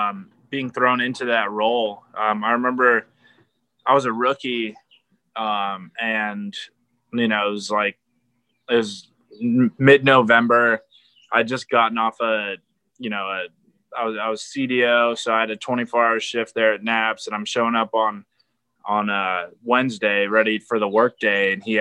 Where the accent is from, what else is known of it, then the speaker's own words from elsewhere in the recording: San Diego, California, United States; You know, I'm coming from San Diego and military family, like there's always a goal of mine to go to the Naval Academy.